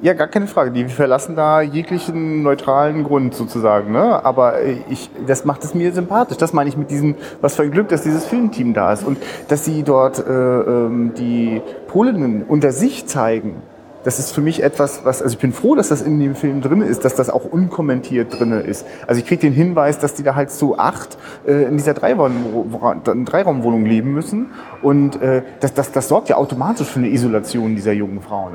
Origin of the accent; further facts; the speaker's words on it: Rostock, Mecklenburg-Vorpommern, Germany; also ich bin selber Rostocker